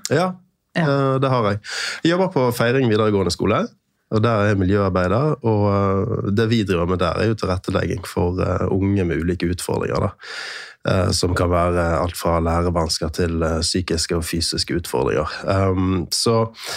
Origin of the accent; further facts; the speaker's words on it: Bergen, Vestland, Norway; also born or lived in Sunnmøre; now in Eastern Norway, Norway; jeg er fra Bergen. Uh, født og oppvokst halvveis der, og så flyttet vi med familien til Sunnmøre